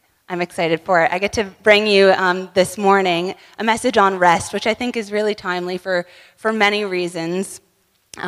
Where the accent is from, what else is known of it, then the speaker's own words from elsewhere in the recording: Ontario, Canada; we're from Ontario, Canada